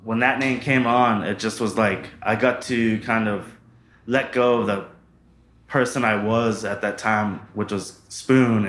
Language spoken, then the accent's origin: English; Boston, Massachusetts, United States; moved away as an adult; I'm a kid from Boston